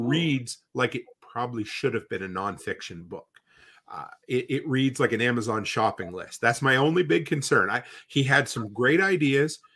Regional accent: Canada; growing up in Canada

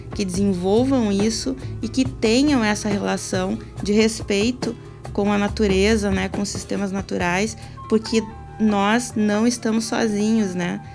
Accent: Rio Grande do Sul, Brazil; nosso pampa, que faz parte aí da nossa identidade enquanto, enquanto gaúchos

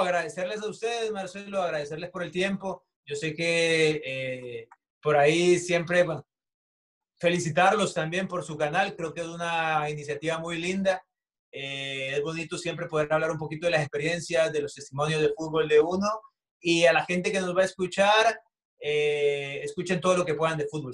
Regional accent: El Salvador

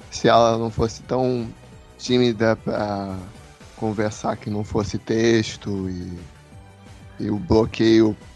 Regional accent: Rio de Janeiro, Brazil; É, sou do Rio de Janeiro.

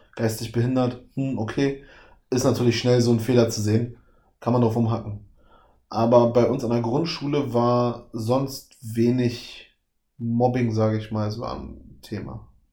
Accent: Berlin, Germany; Ich bin auch im Osten aufgewachsen, also Osten Deutschlands aufgewachsen. Mhm. West-Berlin, Ostdeutschland.

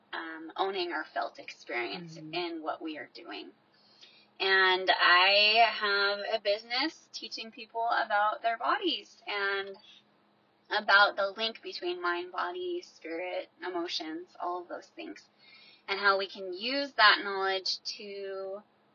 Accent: Sandy, Utah, United States; now in Lindon, United States; I grew up in Sandy, Utah. Now I'm living down Utah County

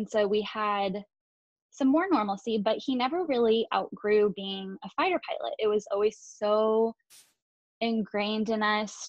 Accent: New Braunfels, Texas, United States; also born or lived in Laughlin Air Force Base, Del Rio, Texas; I was born on Laughlin Air Force Base. My dad was a first assignment instructor pilot, and I grew up in that portion of a military family. I went on to grow up in New Braunfels, Texas.

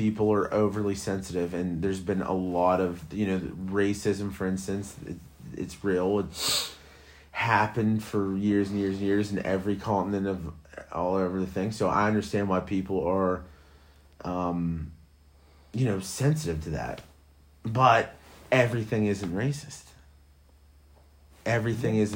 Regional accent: Western Pennsylvania, United States; I'm from Western Pennsylvania.

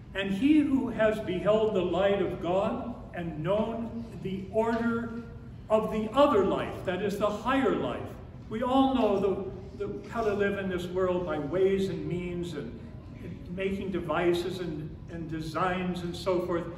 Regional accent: Phoenix, Arizona, United States; born or raised there

